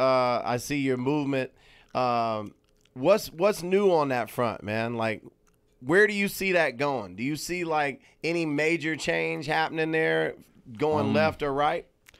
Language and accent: English; Atlanta, Georgia, United States; moved away; so for me growing up in Atlanta, when I was growing up in Atlanta, because I'm a little older than you.